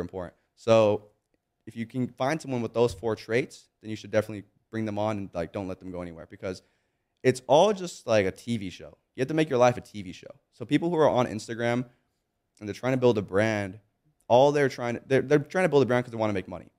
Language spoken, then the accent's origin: English; Monrovia, California, United States; I grew up in Monrovia, California. It's a small little town, kinda close to Pasadena.